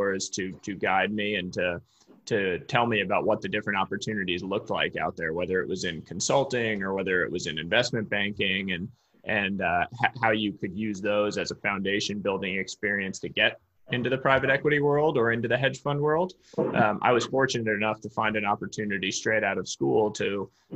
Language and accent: English; Cambridge, Massachusetts, United States; moved away as an adult; now in Palo Alto, United States; Family lives in Boston, Massachusetts, where I grew up. My father's a professor at Harvard University, so I grew up right just outside Cambridge